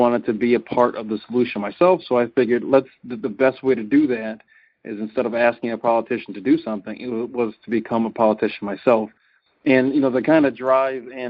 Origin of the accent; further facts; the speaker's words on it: Cincinnati, Ohio, United States; now in Wisconsin, United States; Byron and I come from the same city, so we're both from Cincinnati.